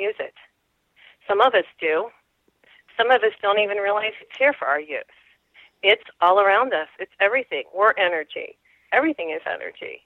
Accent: New Mexico, United States; I'm from New Mexico

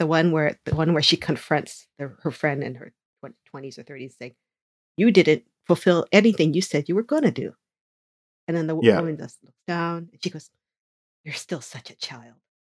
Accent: United States; as a person growing up in America with parents who grew up with Japanese values

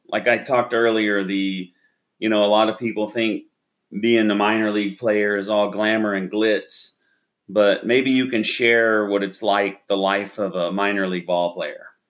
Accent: Oklahoma, United States; now in Texas, United States; I grew up in Oklahoma

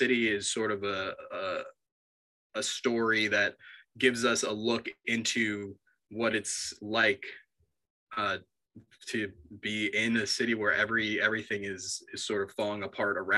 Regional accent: Long Island, New York, United States; I'm from New York. I grew up on Long Island, but I went to college in the city

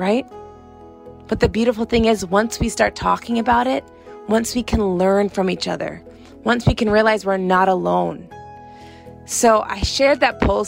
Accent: Gardner, Massachusetts, United States; moved away as an adult; also born or lived in South Africa / New York / Atlanta; I grew up in Gardner, Massachusetts

